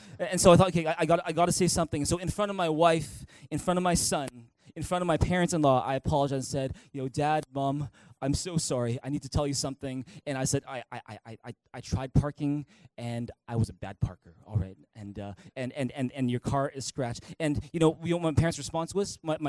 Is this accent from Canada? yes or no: yes; Canada; Well, JB, I'm Canadian. Of course, I say sorry all the time.